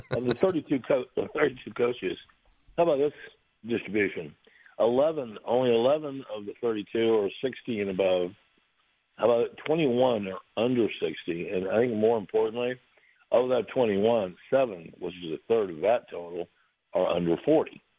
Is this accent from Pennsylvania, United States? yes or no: no; Jacksonville, Florida, United States; I'm not from Jacksonville, but well, I grew up in Jacksonville.